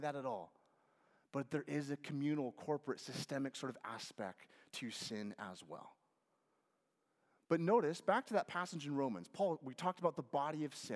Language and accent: English; Lynden, Washington, United States; moved away; I grew up in Washington State